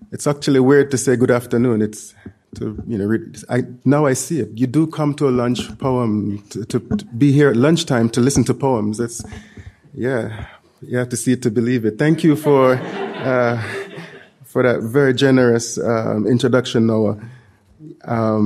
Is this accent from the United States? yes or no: no; Jamaica; moved away; growing up in Jamaica